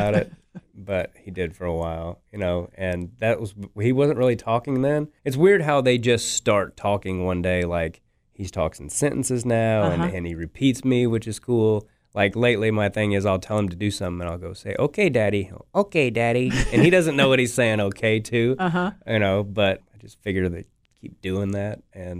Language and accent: English; Kansas City, Missouri, United States; And I do love Kansas City, not just because it's my hometown, but crowds here are usually pretty good.